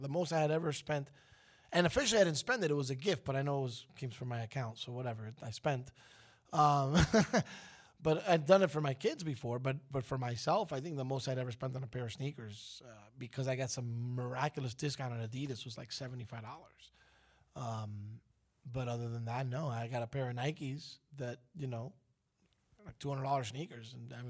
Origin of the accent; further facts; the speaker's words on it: New York City, New York, United States; I grew up in Brooklyn, man